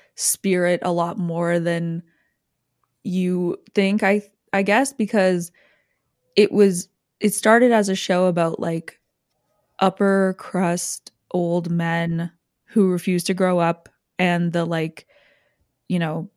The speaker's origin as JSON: {"language": "English", "country": "Canada", "said": "it has no similarity to my life culturally whatsoever as a Canadian."}